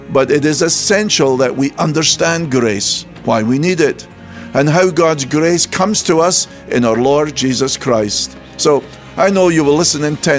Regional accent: Scotland, United Kingdom; being Scottish

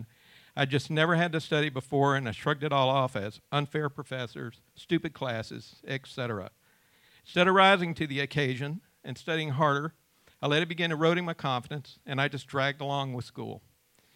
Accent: Georgia, United States; also born or lived in Ringgold, Georgia; In 1972, my parents bought a farm in Rattle, Georgia, near Cartersville, and we moved there from Ringgold

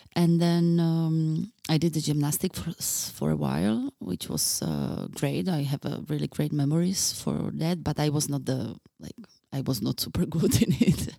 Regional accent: Bratislava, Bratislava Region, Slovakia; now in Czech Republic; I was born in Bratislava

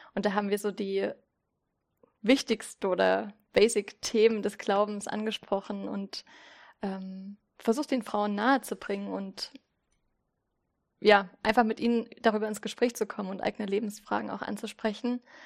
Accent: Zittau, Saxony, Germany; moved away as an adult; also born or lived in Berlin; now in Greifswald, Germany; ich komme ursprünglich aus Zittau und Sachsen

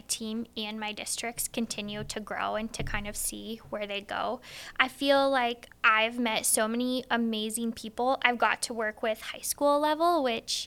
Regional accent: Wheatland, Iowa, United States

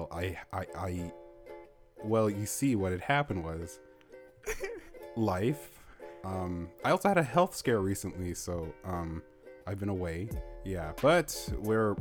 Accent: Canada; I'm from Canada, by the way. Like, we're both from Canada, but currently we are situated in different places

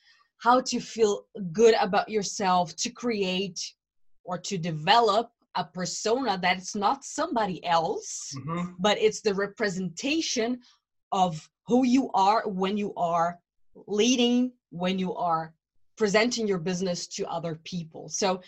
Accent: Brazil; English is a second language; now in Germany; I live in Germany. I came from Brazil to Germany many years ago.

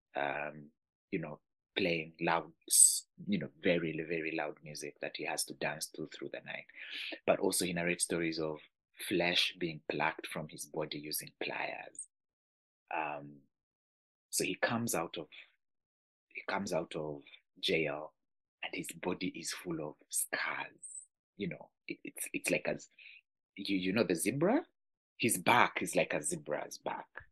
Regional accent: Uganda; I'm from Uganda

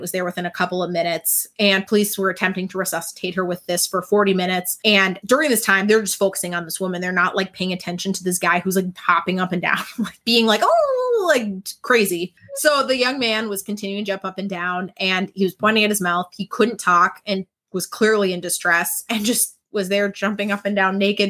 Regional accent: Minnesota, United States; It's like when I say I'm from Minneapolis. Yeah. And it's like, I'm not. We're from a suburb.

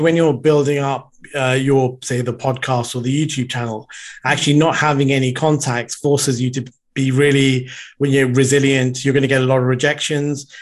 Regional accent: United Kingdom; also born or lived in Sri Lanka; moved to the U K, um, when I was very young.

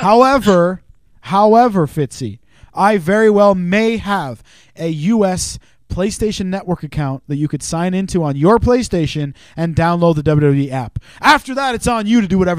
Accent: Canada; accent: Canadian; moved away; also born or lived in Wales; I'm Canadian

